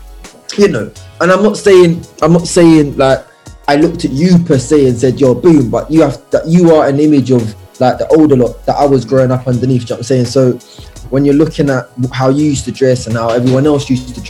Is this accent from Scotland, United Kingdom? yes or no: no; London, United Kingdom; I was born in New Cross